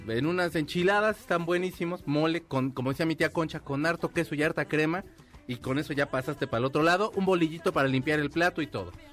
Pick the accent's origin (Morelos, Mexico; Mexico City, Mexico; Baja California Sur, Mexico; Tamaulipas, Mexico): Mexico City, Mexico; soy del DF